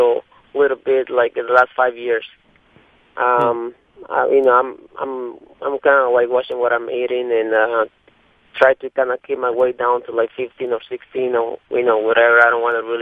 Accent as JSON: {"language": "English", "region": "Mexico City", "country": "Mexico", "tie": "born or raised there", "moved": "yes", "lives_now": "Kentucky, United States", "said": "I'm from Mexico"}